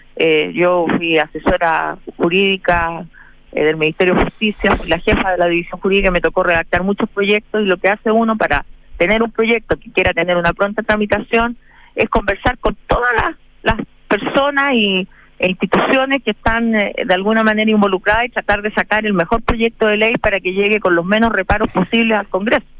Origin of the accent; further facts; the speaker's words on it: Chile; como chilenos